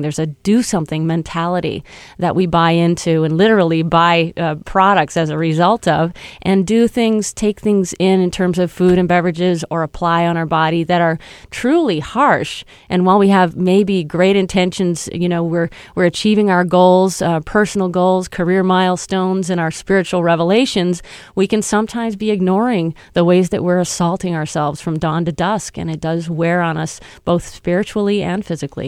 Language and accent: English; Michigan, United States; now in New York, United States; I grew up in Michigan